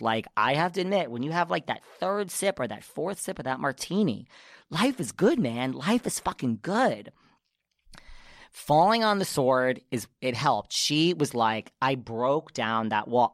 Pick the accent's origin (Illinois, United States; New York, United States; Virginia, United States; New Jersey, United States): New York, United States; I'm from New York